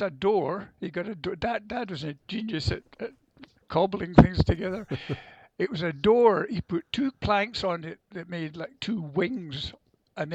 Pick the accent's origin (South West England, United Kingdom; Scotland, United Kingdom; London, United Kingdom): Scotland, United Kingdom; Prestwick; also born or lived in India; I arrived back in Scotland in 1946 and stayed in Prestwick, which is at the lower end